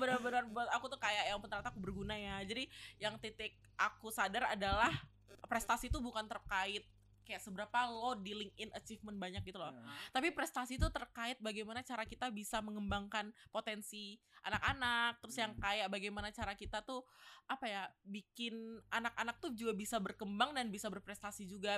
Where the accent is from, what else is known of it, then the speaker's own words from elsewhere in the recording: Batam, Riau Islands, Indonesia; moved away as an adult; now in Surabaya, Indonesia; aku kebetulan anak Batam ya yeah. Jadi kayak yang perantau dari luar Jawa Timur